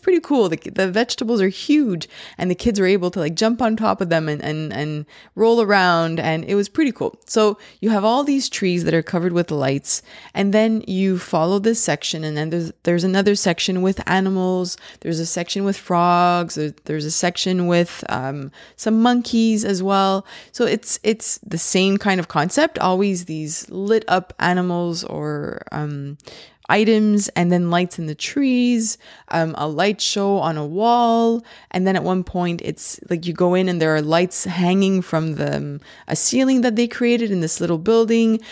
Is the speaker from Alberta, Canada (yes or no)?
no; Laval, Quebec, Canada; I'm from Laval, uh, in the province of Quebec, and that's in Canada.